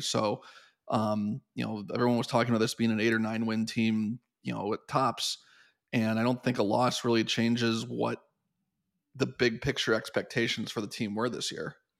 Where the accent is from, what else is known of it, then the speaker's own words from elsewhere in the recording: Columbus, Ohio, United States; moved away as an adult; also born or lived in Penn State; I grew up in Columbus